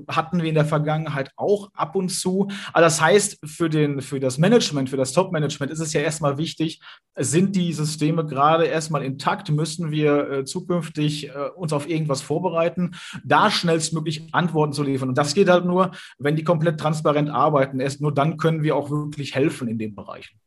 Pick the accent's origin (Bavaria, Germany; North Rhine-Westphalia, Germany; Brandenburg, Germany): North Rhine-Westphalia, Germany; Sauerland; hier im Sauerland, wo ich herkomme